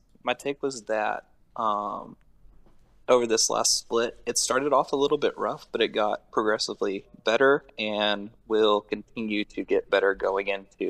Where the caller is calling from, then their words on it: College Station, Texas, United States; College Station, Texas.